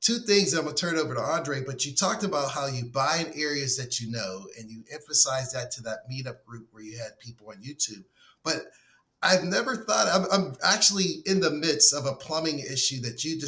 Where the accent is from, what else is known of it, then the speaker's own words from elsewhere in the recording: Pittsburgh, Pennsylvania, United States; moved away as an adult; now in Florida, United States; I'm from Pittsburgh